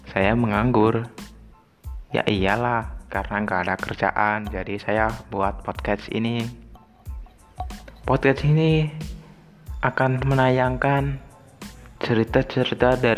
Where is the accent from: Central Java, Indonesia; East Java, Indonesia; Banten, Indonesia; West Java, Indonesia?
Central Java, Indonesia; Pemalang; Saya dari Pemalang.